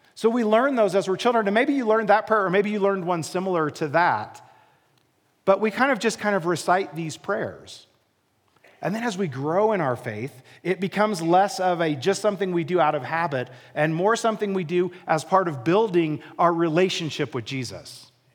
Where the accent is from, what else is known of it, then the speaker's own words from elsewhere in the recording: Midwest, United States; moved away as an adult; now in Colorado, United States; I grew up in the Midwest. I grew up in a very small town, literally in the middle of a cornfield.